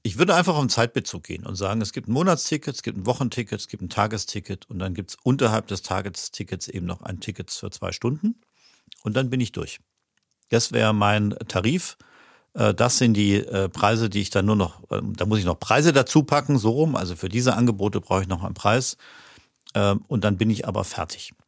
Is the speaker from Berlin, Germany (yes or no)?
no; Stuttgart, Baden-Württemberg, Germany; now in Dortmund, Germany; Ich bin in Stuttgart groß geworden